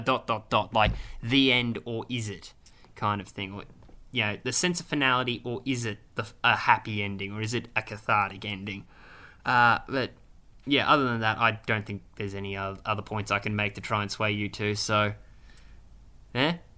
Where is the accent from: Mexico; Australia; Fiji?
Australia; we're Australian